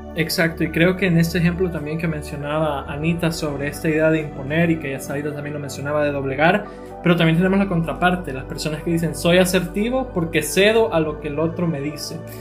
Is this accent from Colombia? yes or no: no; El Salvador; nosotros como cultura salvadoreña